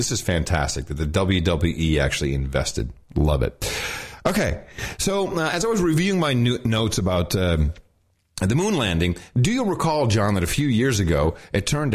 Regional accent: Netherlands; moved away; When I was growing up in the Netherlands

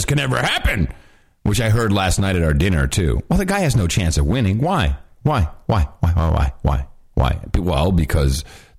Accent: Virginia, United States; I'm from Virginia.

